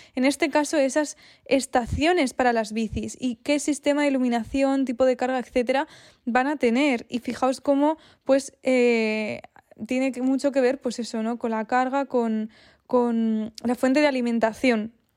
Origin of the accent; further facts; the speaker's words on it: Spain; also born or lived in Sweden; Yo soy de España, pero viví durante dos años en Suecia